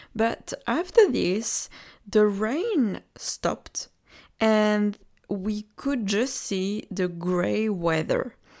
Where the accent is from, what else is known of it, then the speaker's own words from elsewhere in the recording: Normandy, France; I come from Normandy. And Normandy is a region, you, you're sure might know, uh, the Normandy of France.